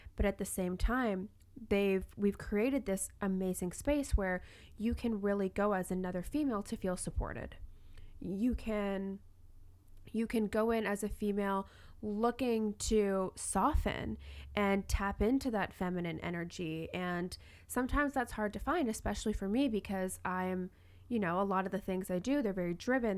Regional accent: Toronto, Ontario, Canada; now in Vancouver, Canada; I'm actually from Toronto, not Vancouver

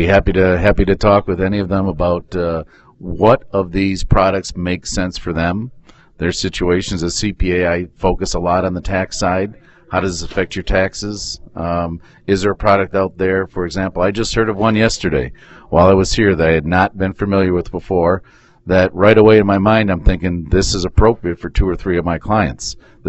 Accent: Michigan, United States; So we're from Michigan, and we enjoy

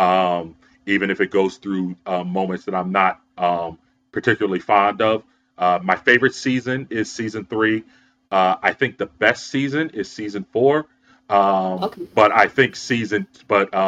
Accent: Philadelphia, Pennsylvania, United States; born or raised there

